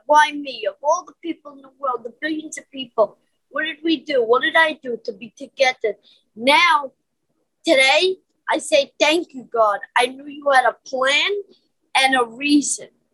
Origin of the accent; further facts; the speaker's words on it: New York City, New York, United States; I was born in Brooklyn, Caledonia